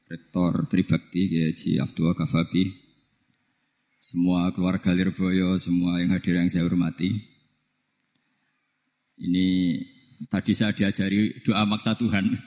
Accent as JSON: {"language": "Indonesian", "region": "North coast of Java", "country": "Indonesia", "said": "Saya ini orang Pantura."}